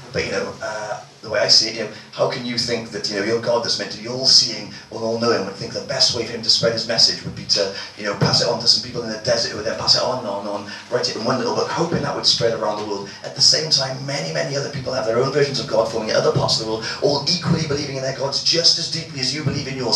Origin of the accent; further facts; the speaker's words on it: Wales, United Kingdom; moved away as an adult; now in London, United Kingdom; growing up in Wales, I grew up in some, you know, quite a nice uh, middle-class family.